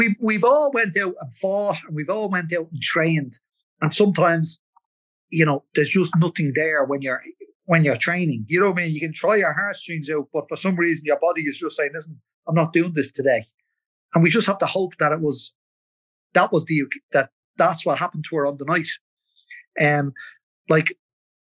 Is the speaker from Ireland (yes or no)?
yes; Ireland; we're Irish